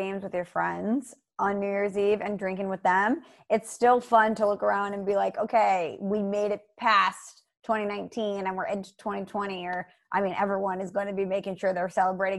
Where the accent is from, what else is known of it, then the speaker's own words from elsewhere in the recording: Ireland; I'm Irish, you're right.